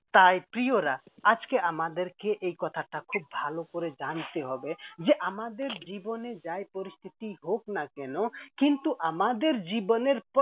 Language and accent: Bangla; Nepal; moved away as an adult; also born or lived in Kolkata, India; আমার বাড়ি নেপাল আর originally আমি নেপালের